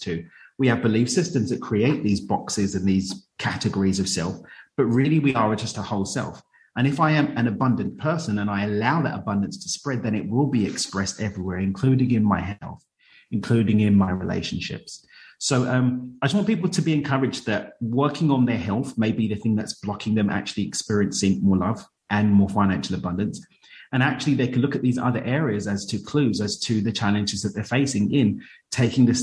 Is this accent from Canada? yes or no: no; London, United Kingdom; moved away as an adult; now in Cabo San Lucas, Mexico; I grew up in East London